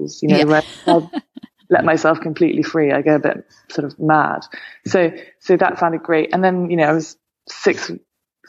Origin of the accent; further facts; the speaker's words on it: United Kingdom; moved away as an adult; also born or lived in London / Hampshire; now in Stanford, United States; I grew up partly in London and partly in Hampshire, about an hour and a half west